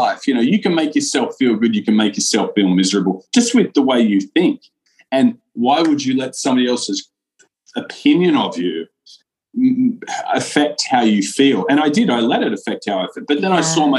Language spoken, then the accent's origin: English; Australia; Me being Australian